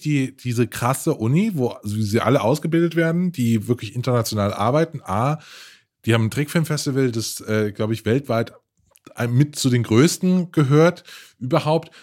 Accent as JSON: {"language": "German", "region": "Rhineland-Palatinate", "country": "Germany", "said": "Man hört auch an meinem Akzent, dass ich aus Rheinland-Pfalz komme"}